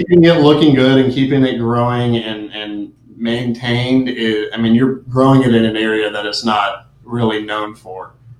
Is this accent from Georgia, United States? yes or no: yes; Georgia, United States; now in Florida, United States; I'm originally from Georgia